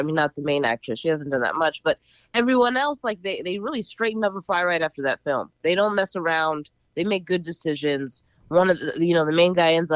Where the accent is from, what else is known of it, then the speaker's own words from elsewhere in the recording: Philadelphia, Pennsylvania, United States; now in New York City, United States; I'm from Philly